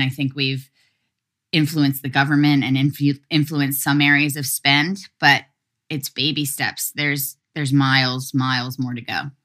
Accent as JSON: {"language": "English", "town": "Philadelphia", "region": "Pennsylvania", "country": "United States", "moved": "yes", "said": "I'm from Philly"}